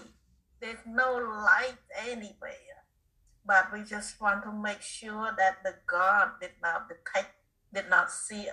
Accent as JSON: {"language": "English", "country": "Cambodia", "tie": "born or raised there", "also_born_or_lived": "Connecticut, United States", "second_language": "English", "moved": "as an adult", "lives_now": "United States", "said": "my hometown is not too far from Thailand."}